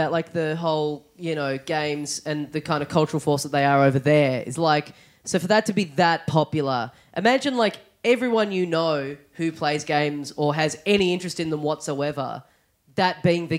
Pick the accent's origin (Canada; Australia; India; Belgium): Australia; the identity of being an Australian